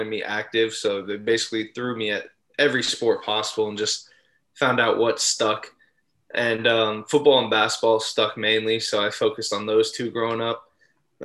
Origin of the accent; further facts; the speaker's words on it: South Florida, United States; moved away as an adult; also born or lived in North Carolina; I'm from South Florida